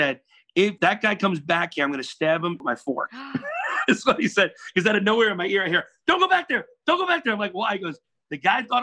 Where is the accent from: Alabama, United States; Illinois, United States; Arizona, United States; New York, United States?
New York, United States; New York City; I'm from Brooklyn.